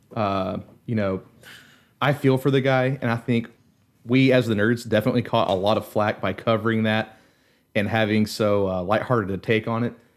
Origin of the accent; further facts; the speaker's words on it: United States; me being an American